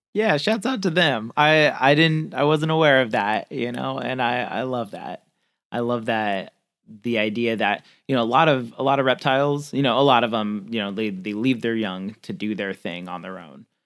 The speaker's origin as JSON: {"language": "English", "region": "Central California", "country": "United States", "tie": "born or raised there", "also_born_or_lived": "Midwest", "moved": "yes", "lives_now": "New Orleans, United States", "said": "I grew up in Central California, lived in the Midwest for a while, live down in New Orleans now"}